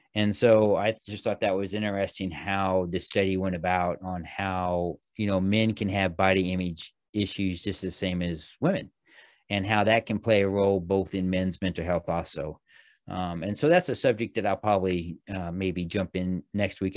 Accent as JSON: {"language": "English", "region": "Missouri", "country": "United States", "tie": "born or raised there", "said": "when I was a young kid, growing up in Missouri"}